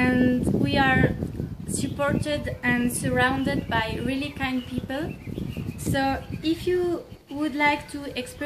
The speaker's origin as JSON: {"language": "English", "country": "Switzerland", "said": "I am from Switzerland"}